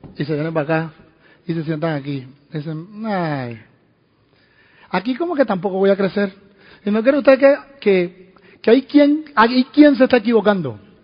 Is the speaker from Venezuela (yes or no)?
yes; Venezuela; moved away; en Venezuela, en mi país